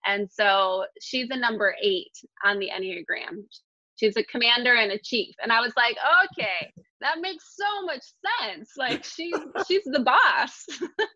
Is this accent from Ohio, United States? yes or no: yes; Toledo, Ohio, United States; moved away as an adult; also born or lived in Rockford, Illinois; I grew up in Toledo, Ohio.